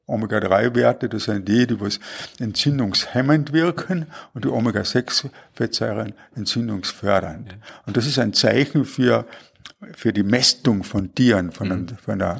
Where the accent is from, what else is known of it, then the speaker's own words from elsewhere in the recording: Klagenfurt, Carinthia, Austria; bin ich in Klagenfurt aufgewachsen.